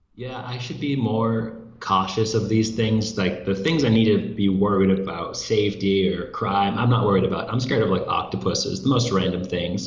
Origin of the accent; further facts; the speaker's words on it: United States; moved away as an adult; now in Brazil; I'm an American living in Brazil